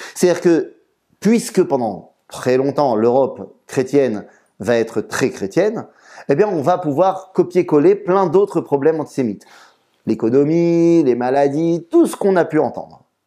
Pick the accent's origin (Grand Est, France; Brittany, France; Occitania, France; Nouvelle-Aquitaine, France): Grand Est, France; Metz; J'ai grandi à Metz